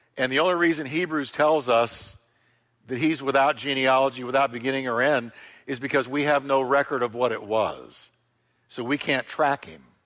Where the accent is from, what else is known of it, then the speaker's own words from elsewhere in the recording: United States; As an American, I'm subject to American laws